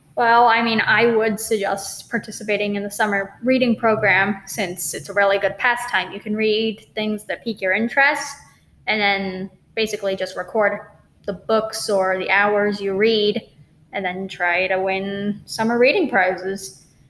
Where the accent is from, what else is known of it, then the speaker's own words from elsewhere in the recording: Bristol, New Hampshire area, United States; I actually grew up in this area